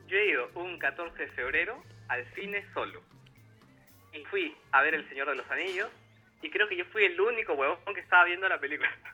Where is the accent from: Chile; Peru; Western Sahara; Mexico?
Peru; also born or lived in Buenos Aires, Argentina